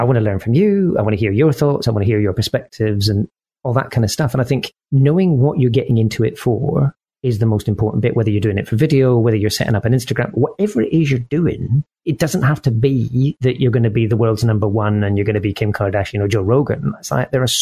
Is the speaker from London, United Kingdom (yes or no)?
no; Scotland, United Kingdom; As a Scotsman